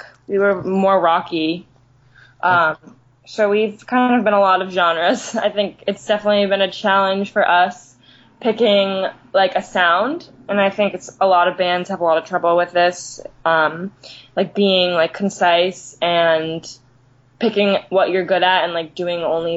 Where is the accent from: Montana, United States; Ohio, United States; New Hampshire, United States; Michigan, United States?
New Hampshire, United States; Exeter; now in Boston, United States; I grew up in Exeter